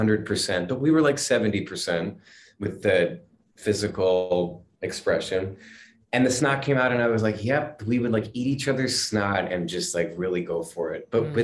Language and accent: English; Pennsylvania, United States; now in New York, United States; my area where I'm from in Pennsylvania